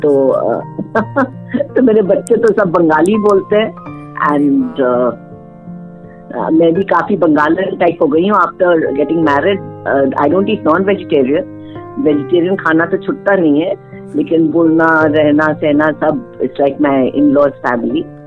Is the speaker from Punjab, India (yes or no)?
no; Kolkata, West Bengal, India; I am from Calcutta I was born and raised in Calcutta